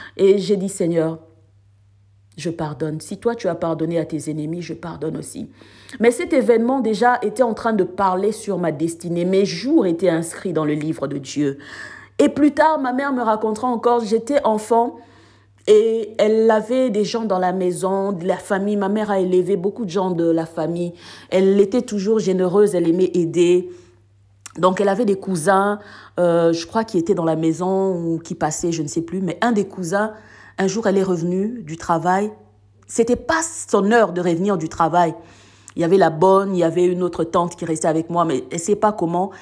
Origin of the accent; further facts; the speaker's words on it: Gombe, Kinshasa, DR Congo; moved away as an adult; also born or lived in South Africa; now in France; là où je résidais avec ma mère, euh, au pays, à Gombe